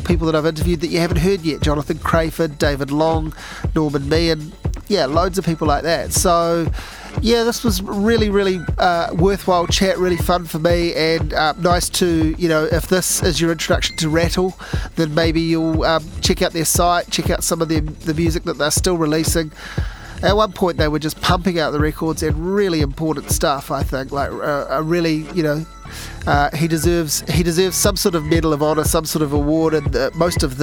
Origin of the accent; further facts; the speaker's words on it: Dunedin, Otago, New Zealand; Dunedin. Came from Dunedin.